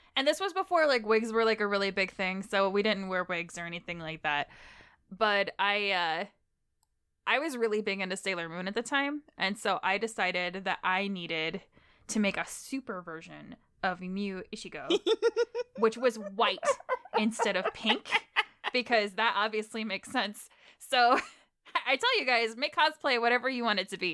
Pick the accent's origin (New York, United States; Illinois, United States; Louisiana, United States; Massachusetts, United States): Illinois, United States; I'm from Illinois